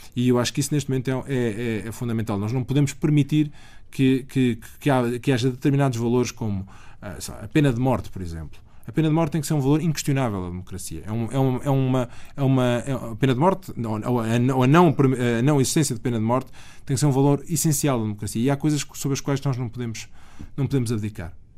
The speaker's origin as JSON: {"language": "Portuguese", "town": "Aveiro", "region": "Aveiro District", "country": "Portugal", "tie": "born or raised there", "also_born_or_lived": "Abrantes", "said": "A minha família está em Aveiro há, há, há muitos anos, há, há, séculos, literalmente há séculos. Mas, portanto, eu sempre, eu sempre vivi no litoral"}